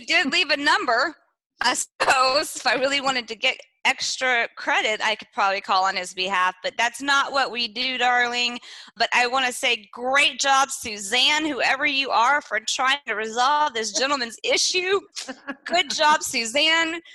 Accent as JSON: {"language": "English", "region": "East Texas", "country": "United States", "moved": "yes", "said": "I'm from East Texas and we have different set of rules back home."}